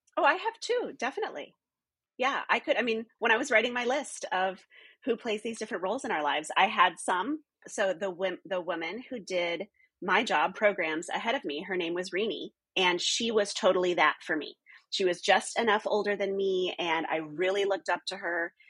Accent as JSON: {"language": "English", "region": "the North", "country": "United States", "also_born_or_lived": "California", "moved": "as an adult", "said": "I wasn't Southern. I wasn't Southern Baptist. I was from the North"}